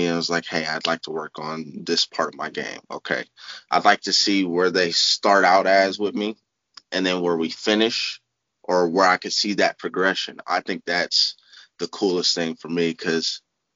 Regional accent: Columbus, Ohio, United States; I'm from Columbus, Ohio, born and raised.

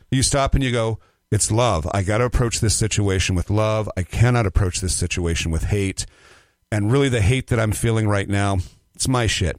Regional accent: Nebraska City, Nebraska, United States; a little town outside of Nebraska called Nebraska City, Nebraska. It's the home of Arbor Day

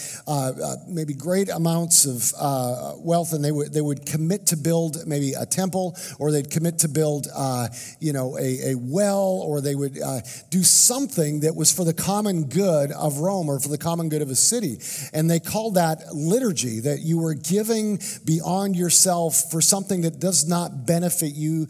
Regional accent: Canada; now in United States; I'm a Canadian, And I grew up in Canada. I was born in Canada

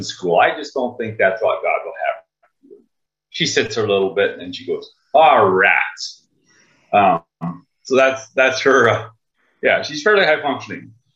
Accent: Minnesota, United States; I'm from Lowman, Minnesota. It's a little town way up northern Minnesota by Sub International Falls

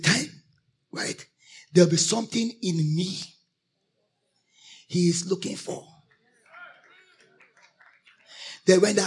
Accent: Nigeria; I am a Christian. Righteous before I'm a Nigerian

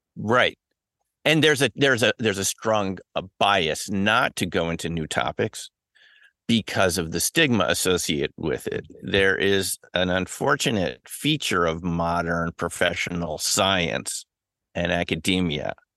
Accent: New York City, New York, United States; I grew up in the New York City area

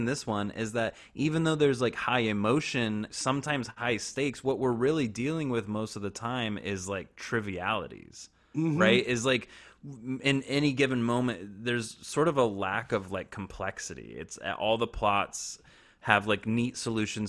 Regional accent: Kansas, United States; I'm from Kansas, the most landlocked place on the planet

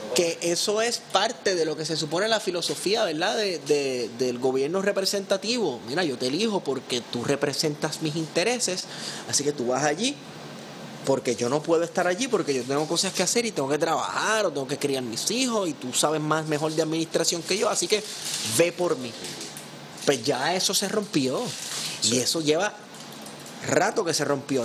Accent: Puerto Rico; nosotros los puertorriqueños

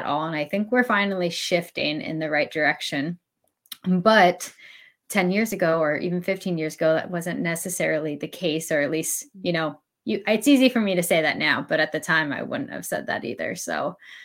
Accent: Pennsylvania, United States; now in the South, United States; I actually grew up in Pennsylvania

